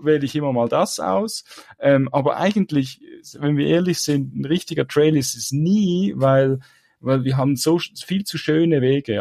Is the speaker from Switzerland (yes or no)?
yes; Switzerland; für mich als Schweizer